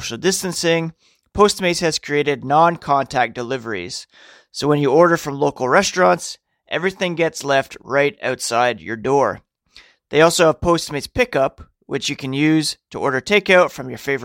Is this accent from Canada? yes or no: yes; Ottawa, Ontario, Canada; born or raised there; also born or lived in North York, Ontario